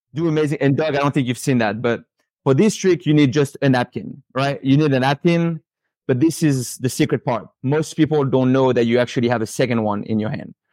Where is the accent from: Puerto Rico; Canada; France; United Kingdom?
France; Paris, Île-de-France; moved away as an adult; now in Pensacola, United States; born and raised in Paris, lived, you know, in France until I was about twenty